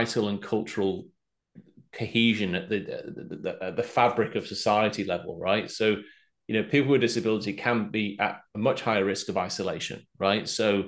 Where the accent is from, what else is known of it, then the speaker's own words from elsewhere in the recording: Australia; Being Australian